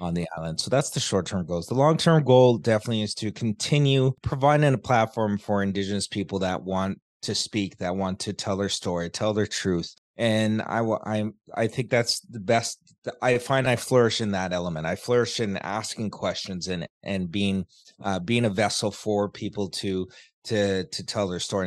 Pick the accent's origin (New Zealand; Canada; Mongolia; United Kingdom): Canada; also born or lived in Vancouver; I live in Canada, I was born in Canada